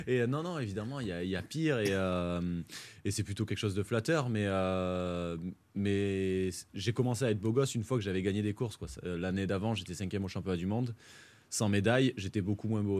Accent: Font-Romeu, Occitania, France; also born or lived in Narbonne / Paris; c'est pour ça que je suis arrivé à Fort-Romeu

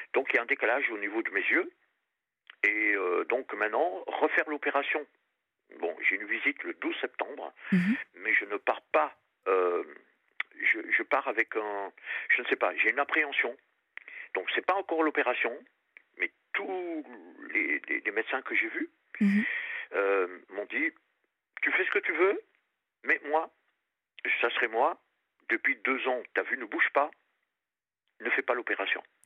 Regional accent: Réunion; also born or lived in Périgord; now in Paris region, France; je suis du Périgord et j'ai passé toute mon enfance à La Réunion

